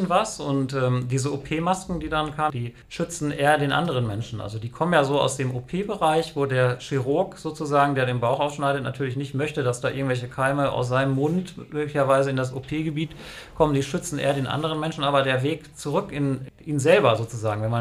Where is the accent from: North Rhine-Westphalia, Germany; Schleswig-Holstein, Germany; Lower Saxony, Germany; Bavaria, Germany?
Lower Saxony, Germany; bin dann halt wieder zurückgekehrt hier in die Region, also sozusagen meine Heimatregion